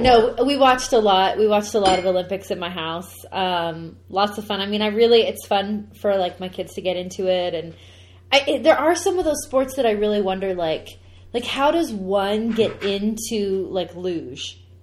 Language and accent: English; Canada; I'm a Canadian.